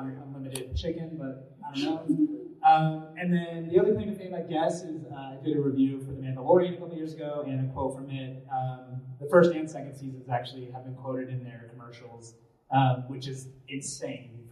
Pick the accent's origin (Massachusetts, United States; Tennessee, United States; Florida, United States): Massachusetts, United States; now in Utah, United States; I'm from Massachusetts originally